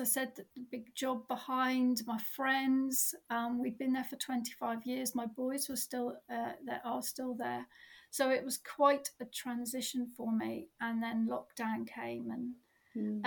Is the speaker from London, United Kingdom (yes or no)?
no; Cornwall, South West England, United Kingdom; also born or lived in Dorset; now in Cornwall, United Kingdom; I'm Cornish, and moved away and came back